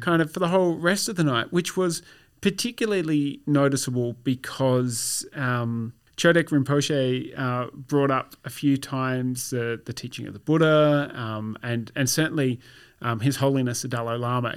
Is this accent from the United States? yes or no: no; Australia; My, my experience of being Australian is pretty well indistinguishable from your average person of Anglo British origin, but all of my family, family roots are Germanic.